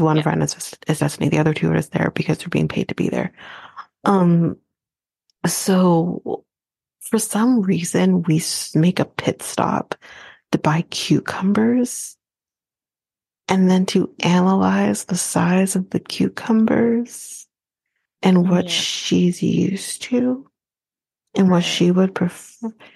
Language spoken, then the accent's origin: English; Canada; I'm Canadian